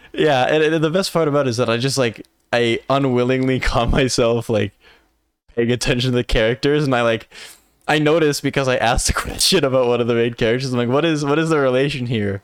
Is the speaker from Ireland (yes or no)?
no; Canada; I'm very Canadian.